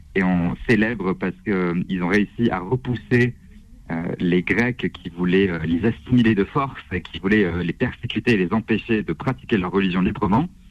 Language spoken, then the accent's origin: French; Strasbourg, Grand Est, France; je viens de Strasbourg